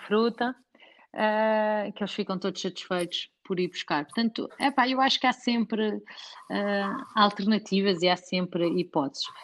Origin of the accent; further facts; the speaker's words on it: Portugal; nós que somos portugueses